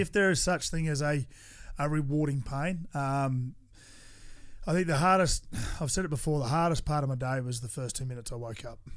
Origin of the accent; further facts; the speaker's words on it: Toowoomba, Queensland, Australia; I grew up in Toowoomba with four boys in my family